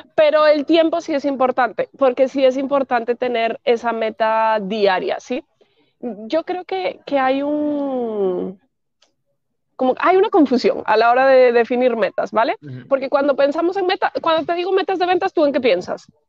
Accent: Spain; also born or lived in Madrid

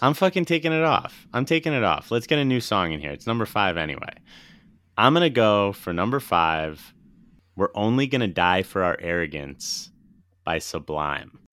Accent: East Coast, United States; growing up on the East Coast

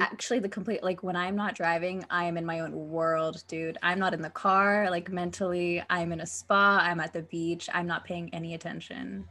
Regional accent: United States; I'm American

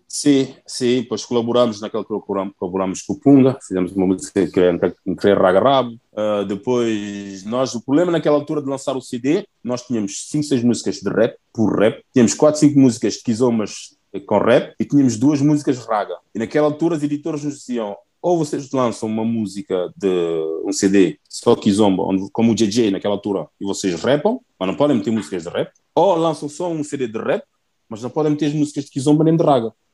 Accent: Portugal; moved away as an adult; also born or lived in Guinea-Bissau; now in Nice, France; cresci em Portugal, tenho a cultura portuguesa

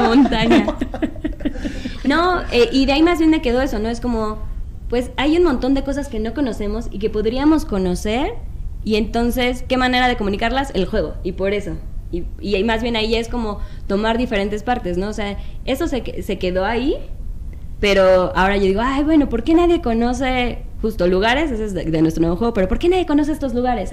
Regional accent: Mexico City, Mexico; De la Ciudad de México

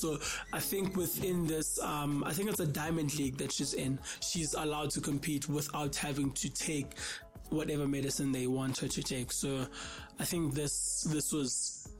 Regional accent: South Africa; I'm from South Africa

